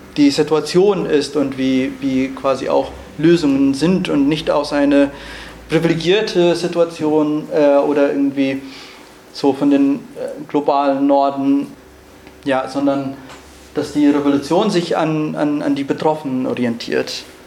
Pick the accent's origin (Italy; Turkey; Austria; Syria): Syria; Rojava; German is a second language; moved away as an adult; now in Germany; Ich bin in Rojava geboren und aufgewachsen und im Jahr 2015 musste ich Rojava verlassen und nach Deutschland fliehen